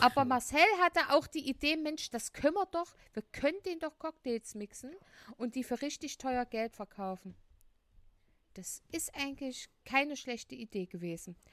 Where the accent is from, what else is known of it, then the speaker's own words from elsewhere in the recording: Leipzig, Saxony, Germany; wir kommen aus Leipzig